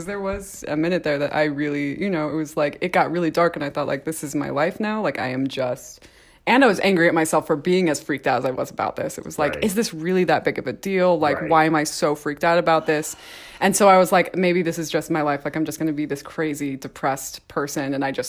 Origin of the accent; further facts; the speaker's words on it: St. George, Utah, United States; born there; also born or lived in Texas / Idaho; this is actually my return to Utah because I was born in St. George.